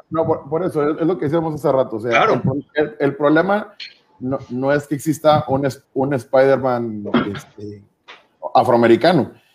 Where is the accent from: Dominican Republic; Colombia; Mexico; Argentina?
Mexico; los mexicanos no somos aztecas tampoco